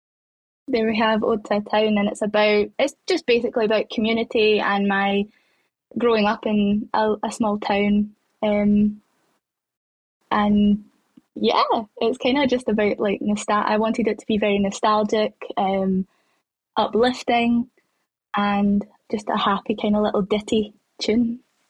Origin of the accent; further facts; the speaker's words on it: Strathaven, Scotland, United Kingdom; moved away as an adult; now in Glasgow, United Kingdom; I had moved from my hometown called Strathen, and I moved into the big city, Glasgow